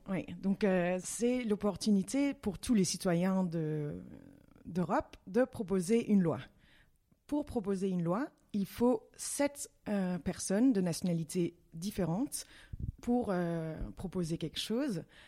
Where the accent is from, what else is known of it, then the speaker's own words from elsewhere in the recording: Brussels, Brussels-Capital Region, Belgium; je suis danoise, oui, mais euh, née en Belgique, à Bruxelles